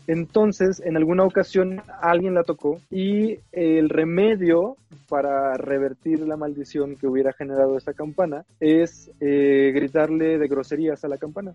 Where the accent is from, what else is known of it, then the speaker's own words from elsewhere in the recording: Xalapa, Veracruz, Mexico; Yo soy de Jalapa, en Veracruz